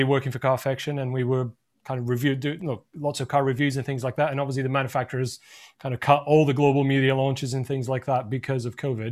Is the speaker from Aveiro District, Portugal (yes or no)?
no; Lisbon, Portugal; moved away as an adult; now in United Kingdom; I'm from Portugal originally, from Lisbon, and I moved to the UK